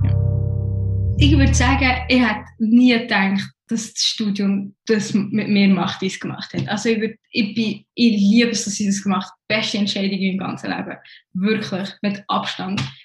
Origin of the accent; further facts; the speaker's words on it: Bern, Switzerland; also born or lived in Iraq / London / Shanghai; now in Zurich, Switzerland; Ursprünglich komme ich aus dem Irak, ich bin dort geboren bin aber in Bern aufgewachsen, man gehört es ja mit dem Akzent an.